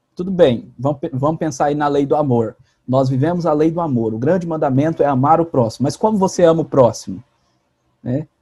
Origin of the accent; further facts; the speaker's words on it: Rondônia, Brazil; now in Goiás, Brazil; sou rondoniense